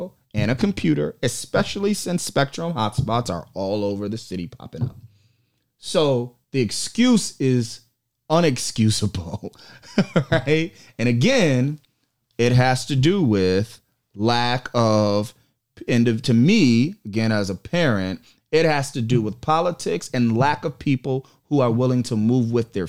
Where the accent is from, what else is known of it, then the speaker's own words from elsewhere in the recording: Rochester, New York, United States; also born or lived in Buffalo / Niagara Falls / Syracuse; I was born in Buffalo and then put in a system at one and bounced around through upstate, all upstate, Niagara Falls, Syracuse, you name it. And then, you know, got to Rochester at about the age of 9.